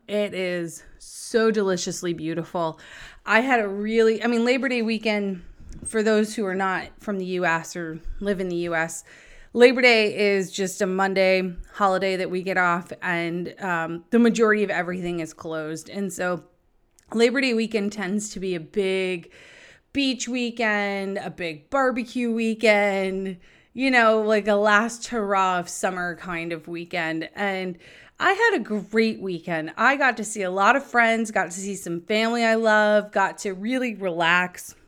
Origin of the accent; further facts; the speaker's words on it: Nashua, New Hampshire, United States; I grew up in Nashua